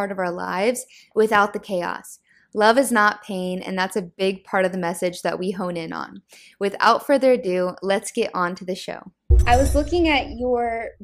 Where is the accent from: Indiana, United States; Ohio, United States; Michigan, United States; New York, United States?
Indiana, United States; Indiana, but a cornfield in Indiana